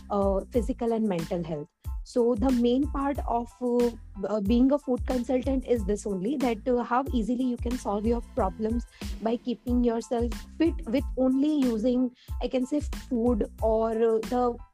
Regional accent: Surat, Gujarat, India; from Surat, Gujarat

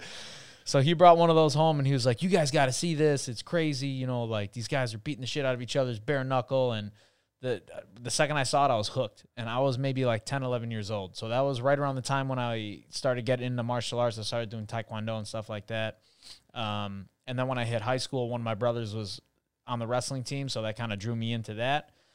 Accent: Chicago, Illinois, United States; now in Miami, United States; I was born in Chicago

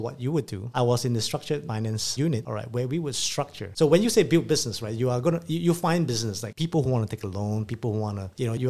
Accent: Singapore; also born or lived in London, United Kingdom; I am Singaporean by birth. I'm born and bred here, actually. Most of my childhood life was here.

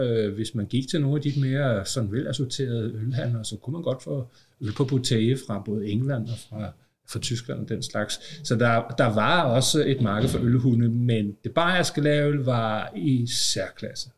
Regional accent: Copenhagen, Capital Region of Denmark, Denmark; Nu er jeg jo københavner

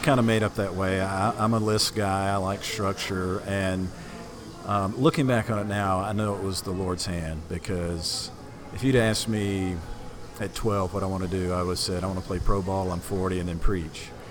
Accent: Atlanta, Georgia, United States; also born or lived in Hartwell, Georgia; Grew up in Atlanta most of my life. Okay. I was born in Hartwell, Georgia, a little little town on the border coming toward South Carolina. But my dad moved there when I was about a year old uh, to Atlanta

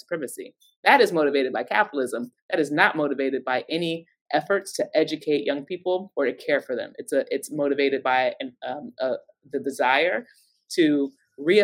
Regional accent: Cincinnati, Ohio, United States; I come from Cincinnati, Ohio

